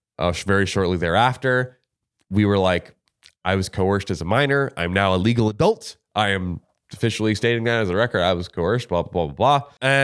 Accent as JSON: {"language": "English", "region": "Florida", "country": "United States", "said": "I'm from Florida."}